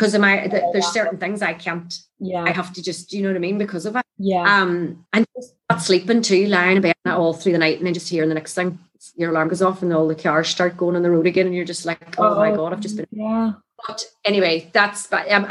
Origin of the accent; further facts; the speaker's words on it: Northern Ireland, United Kingdom; moved away as an adult; I come over from Ireland